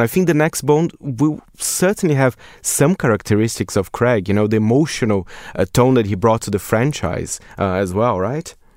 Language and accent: English; Brazil; now in United Kingdom; my home country, Brazil